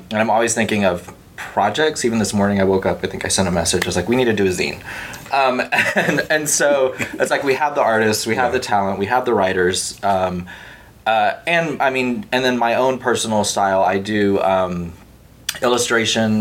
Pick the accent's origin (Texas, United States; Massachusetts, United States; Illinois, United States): Texas, United States; Palacios; I'm from a little bitty town on the Gulf Coast of Texas called Palacios or Palacios